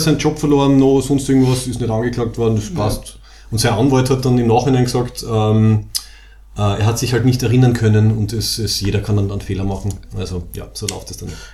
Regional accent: Graz, Styria, Austria; Wir sind beide aus Graz im schönen Österreich.

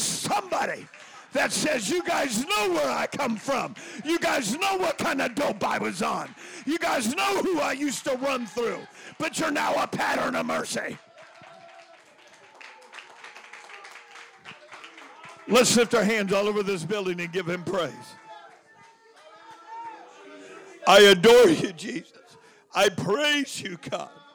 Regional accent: Oakland, California, United States; I was born in Oakland. Lived all over the Bay Area.

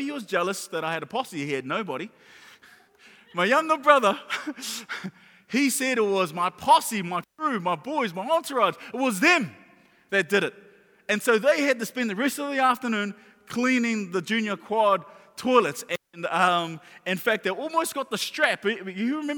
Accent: Auckland, New Zealand; when I was a kid, I grew up in Mangere

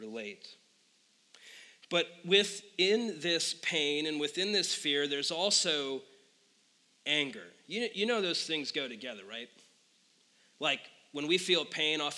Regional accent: Phoenix, Arizona, United States; moved away; born and raised in Phoenix

